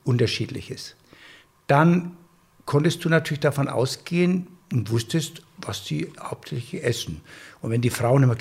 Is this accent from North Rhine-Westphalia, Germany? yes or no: no; Bavaria, Germany; Ich komme ja aus Franken oder du kannst auch nach Oberbayern gehen. Und wenn du auf dem Land wohnst, ich komme ja von einem Bauernhof und wir haben selber immer geschlachtet.